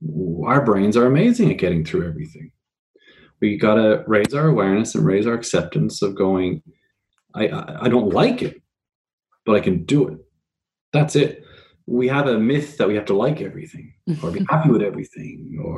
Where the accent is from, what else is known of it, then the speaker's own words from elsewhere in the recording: Ireland; now in Australia; around 3.5 years ago when I moved to Australia from Ireland, I realized that there was a big difference in Australian media